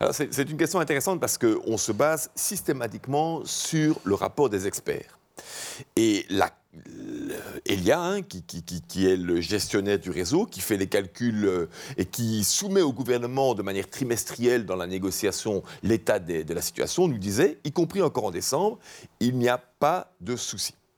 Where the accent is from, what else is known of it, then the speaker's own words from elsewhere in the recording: Charleroi, Wallonia, Belgium; je viens de Charleroi